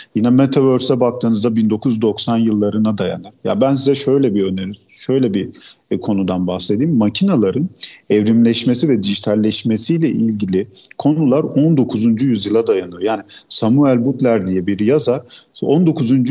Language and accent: Turkish; Gaziantep, Turkey; Gaziantep doğumluyum. Gaziantep'te yaşıyorum.